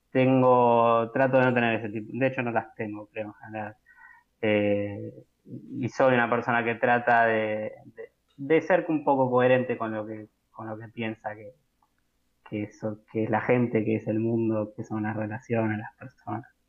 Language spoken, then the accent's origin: Spanish; Buenos Aires, Argentina; soy nacido y criado en Caballito, continúo viviendo en Caballito